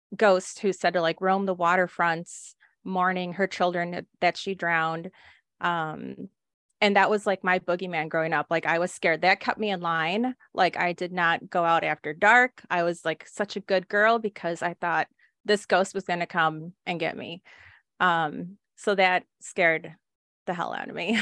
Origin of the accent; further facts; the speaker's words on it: Texas, United States; I grew up in Texas